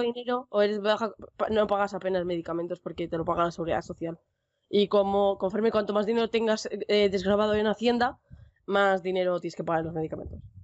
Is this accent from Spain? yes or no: yes; Basque Country, Spain; País Vasco, estoy al norte de España